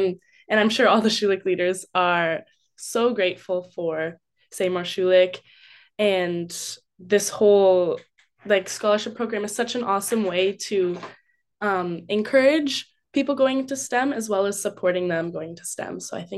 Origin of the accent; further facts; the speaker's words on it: West Coast, Canada; A lot of people I have met have been from Ontario, but they still welcome me, even though I'm from the West Coast.